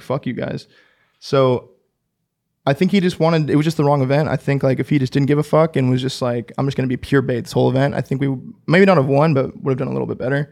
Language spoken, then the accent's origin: English; Orange County, California, United States; growing up in Orange County, the, the biggest city next to me would be L